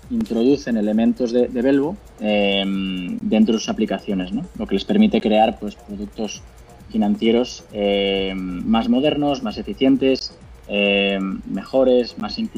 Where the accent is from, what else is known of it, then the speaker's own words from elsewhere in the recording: Spain; como, como, te habrás dado cuenta por, mi acento, eh, si bien cubrimos la región eh, de, México hasta, hasta el cono sur, somos españoles.